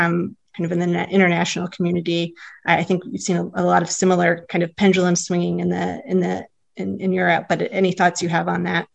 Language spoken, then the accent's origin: English; United States; my experience as an American woman now in my mid 40s